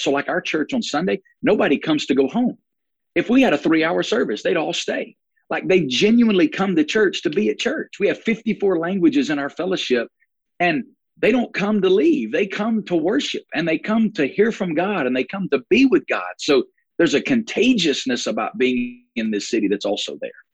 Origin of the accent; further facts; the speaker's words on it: Alabama, United States; now in Las Vegas, United States; if you hear my accent, not originally from Las Vegas, born and raised in Alabama